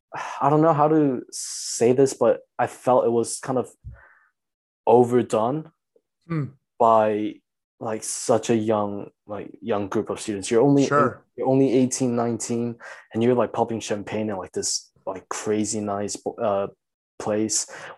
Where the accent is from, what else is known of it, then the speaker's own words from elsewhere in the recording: China; also born or lived in South Korea; when I already had like so much exposure growing up in China and Korea?